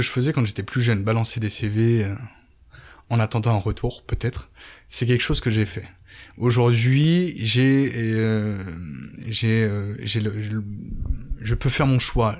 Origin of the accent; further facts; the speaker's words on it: Évreux, Normandy, France; moved away as an adult; also born or lived in Paris suburbs / Florida, United States; now in Toulouse, France; Je suis un Parisien qui a grandi en banlieue. Euh, mes parents m'ont vite emmené sorti de Paris pour aller à Évreux, en Caen. Du coup, où j'ai fait mes études